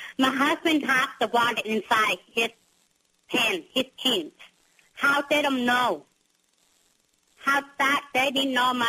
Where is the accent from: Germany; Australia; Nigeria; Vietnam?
Vietnam; English is a second language; also born or lived in Washington State, United States; now in United States; Yes, we come from Vietnam, that we met in United States, in Washington.